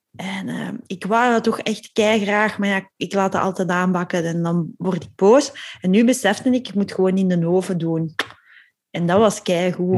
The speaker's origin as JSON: {"language": "Dutch", "country": "Belgium", "said": "We zijn Belgen"}